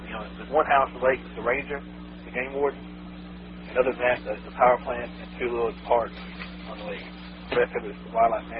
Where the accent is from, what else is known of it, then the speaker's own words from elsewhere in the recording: Lake Sinclair, Georgia, United States; I grew up around Lake Sinclair.